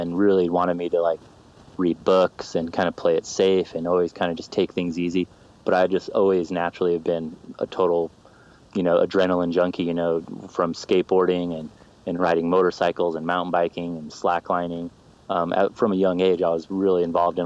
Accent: Orem, Utah, United States; born or raised there; also born or lived in Salt Lake City, Utah

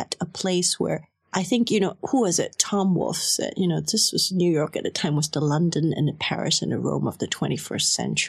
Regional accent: Kuala Lumpur, Malaysia; I'm like 16 years old. I'm growing up in Kuala Lumpur

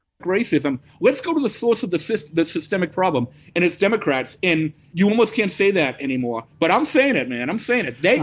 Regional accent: Quincy, Massachusetts, United States; where I grew up in Quincy, I had Chinese people around me.

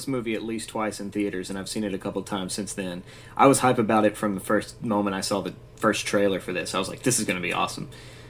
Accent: Chattanooga, Tennessee, United States; I was born in Chattanooga.

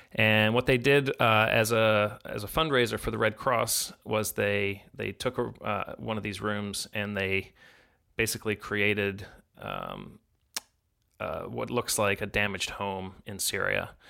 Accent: Chicago, Illinois, United States; I grew up in Chicago

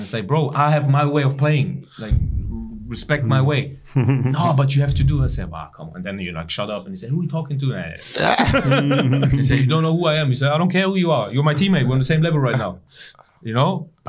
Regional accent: England, United Kingdom; I come from England, you know

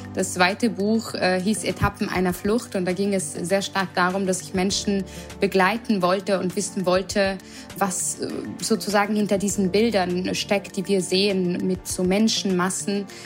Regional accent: Vienna, Austria; moved away as an adult; also born or lived in Berlin, Germany; now in Mainz, Germany; ich auch gebürtige Wienerin bin

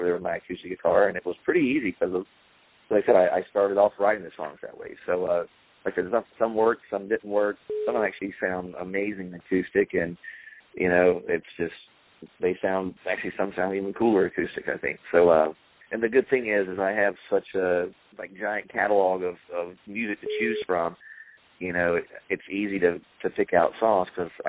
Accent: North Carolina, United States; the little haystack town I grew up in North Carolina

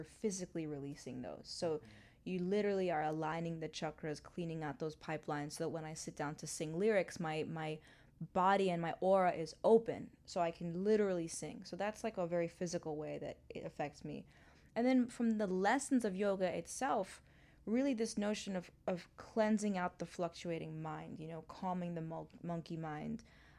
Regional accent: New York City, New York, United States; also born or lived in Hong Kong / Mumbai / London; now in Los Angeles, United States; because I grew up in New York City, like in the heart of Manhattan. My family then moved to Hong Kong, Mumbai, London. I've only known cities.

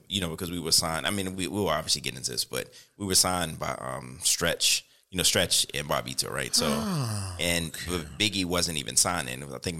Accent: Richmond, Virginia, United States; now in Queens, United States; Outside of Richmond. So, Richmond.

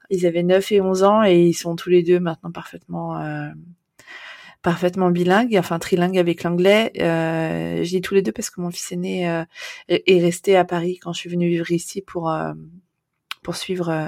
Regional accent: Amsterdam, North Holland, Netherlands; et je suis mariée avec un Néerlandais qui est en fait mon amour de jeunesse puisque j'ai grandi à Amsterdam.

